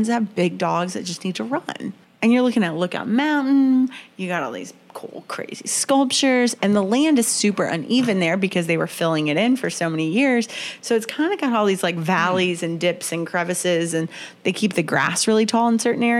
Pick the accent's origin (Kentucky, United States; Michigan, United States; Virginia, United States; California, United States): Kentucky, United States; now in Chattanooga, United States; where I grew up in Kentucky, I lived down the street from a large Confederate cemetery.